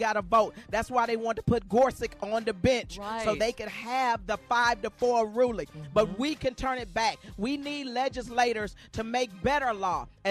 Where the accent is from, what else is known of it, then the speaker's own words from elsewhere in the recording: Arkansas, United States; I'm from Arkansas.